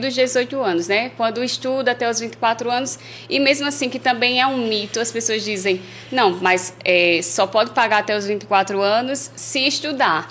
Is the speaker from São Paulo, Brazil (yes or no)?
no; Paraíba, Brazil; now in Angicos, Brazil; eu sou paraibana